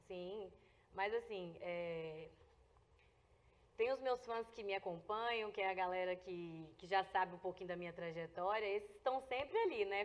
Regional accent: Brazabrantes, Goiás, Brazil; a minha infância até os meus pra, até 10 anos mais ou menos, eu cresci lá na, em Deuslândia, né? E Brasa Branca, Deuslândia é município de Brasa Branca

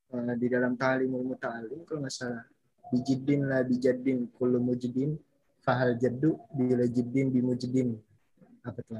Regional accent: Bekasi, West Java, Indonesia; Asal mm, planet Bekasi

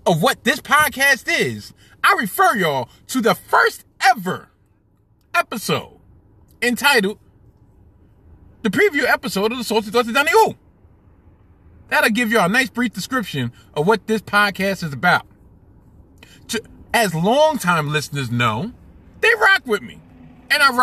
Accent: New York City, New York, United States; I was born and bred, born and raised in Brooklyn

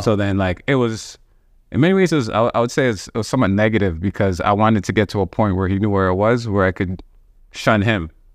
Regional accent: Toronto, Ontario, Canada; growing up in Cuban, Wilson, there was, like, a park right across from my building

